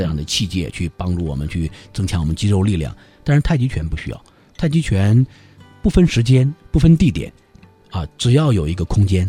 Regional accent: China; 我们生而为中国人，我们感到非常自豪，非常的自豪。啊，这是我们的祖先留给我

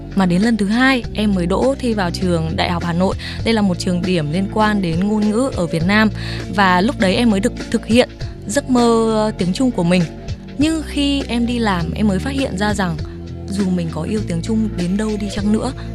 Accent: Vietnam; moved away as an adult; now in China; em là người Việt Nam

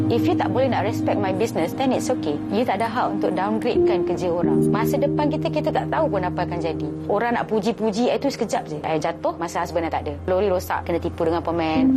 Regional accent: Kuala Lumpur, Malaysia; Saya berasal daripada Kuala Lumpur

